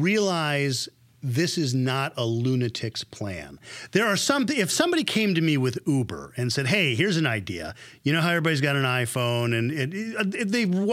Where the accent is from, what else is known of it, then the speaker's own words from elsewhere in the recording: California, United States; Sometimes when I'm traveling, I'll tell somebody I'm from Silicon Valley and they'll ask me, what's cool?